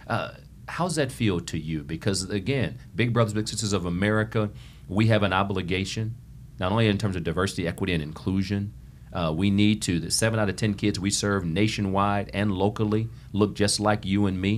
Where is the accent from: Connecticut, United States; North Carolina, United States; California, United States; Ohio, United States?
Ohio, United States; Toledo; growing up in Toledo, Ohio, inner city Toledo, Ohio